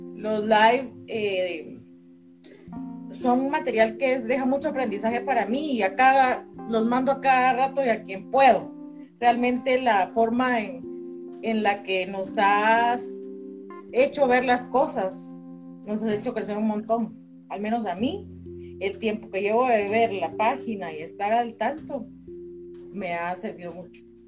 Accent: Guatemala City, Guatemala Department, Guatemala; Soy de Guatemala, de la ciudad de Guatemala

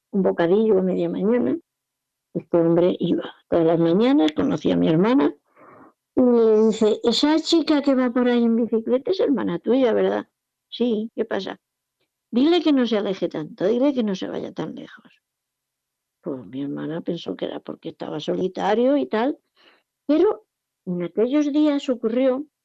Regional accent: Jumilla, Region of Murcia, Spain; also born or lived in Alicante; La segunda vez vinieron a yo, la familia entera, nos fuimos de Jumilla a Alicante, una ciudad costera, está a unos 100 kilómetros de aquí, y allí mi padre montó un supermercado.

